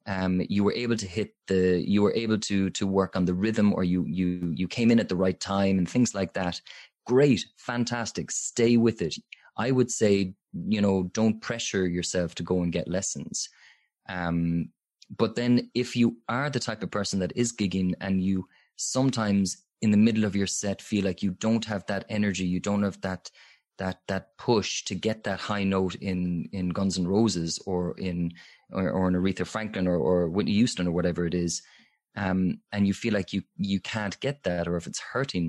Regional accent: Limerick, Munster, Ireland; even where I'm from Limerick, there's fantastic singing teachers there.

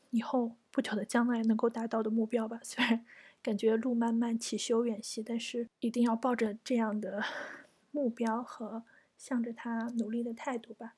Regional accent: China; now in Japan; 我们中国人

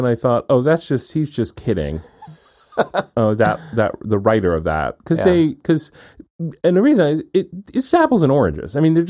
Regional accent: Houlton, Maine, United States; born there; which is the hospital I was born in Holton, Maine.

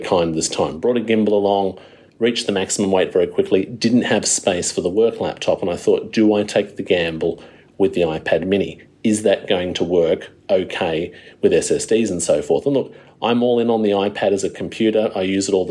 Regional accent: Wollongong, New South Wales, Australia; my hometown of Wollongong

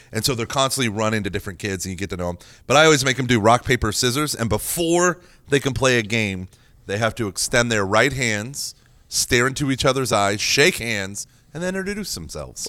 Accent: Oklahoma, United States; moved away; growing up in Oklahoma

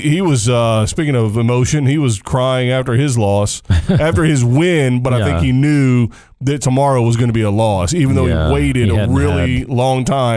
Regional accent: United States; So for me as an American anyway

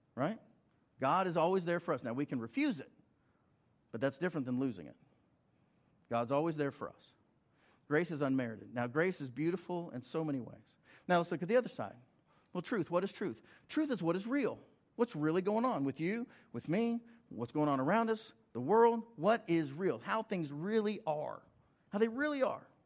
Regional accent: Oklahoma, United States; I'm from Oklahoma

